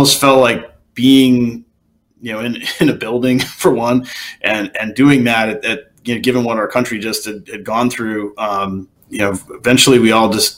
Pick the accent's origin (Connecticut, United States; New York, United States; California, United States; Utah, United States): Connecticut, United States; my hometown in Connecticut